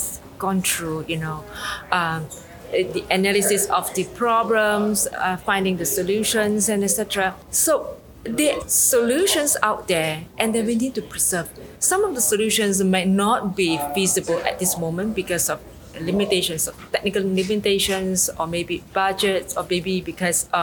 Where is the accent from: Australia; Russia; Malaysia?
Malaysia; Penang; I'm coming from Penang, Malaysia.